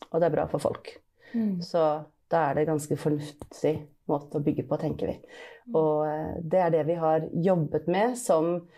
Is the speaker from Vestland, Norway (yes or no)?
yes; Bergen, Vestland, Norway; Men ellers men... føler jeg eh, meg som bergenser, da, selv om jeg ikke høres sånn ut.